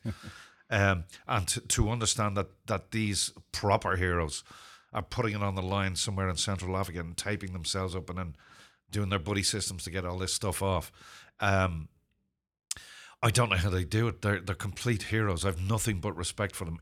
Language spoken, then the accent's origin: English; Ireland; also born or lived in Zimbabwe; I'm not British. I'm Irish